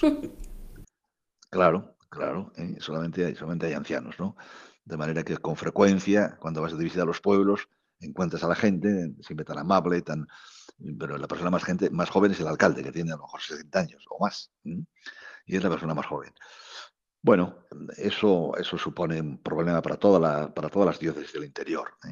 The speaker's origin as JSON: {"language": "Spanish", "region": "La Rioja", "country": "Spain", "tie": "born or raised there", "moved": "yes", "lives_now": "Cuenca, Spain", "said": "soy riojano, eh, nacido en un pueblecito de La Rioja, a, unos pocos kilómetros de la capital"}